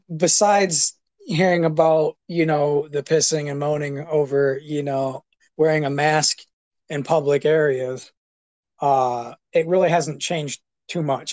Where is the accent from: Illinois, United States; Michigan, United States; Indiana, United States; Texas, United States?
Michigan, United States; Hillman; moved away; I grew up in Hillman, uh, hanging out with well you, Travis, and all those guys